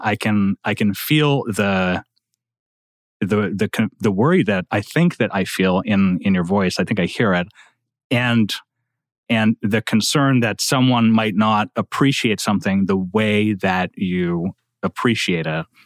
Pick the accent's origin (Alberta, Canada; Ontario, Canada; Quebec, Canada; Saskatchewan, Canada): Quebec, Canada; Quebec, where I come from